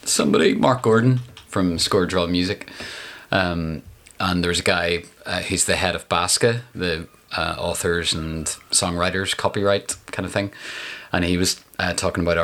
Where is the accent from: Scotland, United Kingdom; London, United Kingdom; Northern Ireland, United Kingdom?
Northern Ireland, United Kingdom; Downpatrick; also born or lived in Holywood / Coleraine / East Belfast; now in Belfast, United Kingdom; It's kind of where I lived from. 7 to 15 in Downpatrick, and then Hollywood and Coleraine before that, and so all over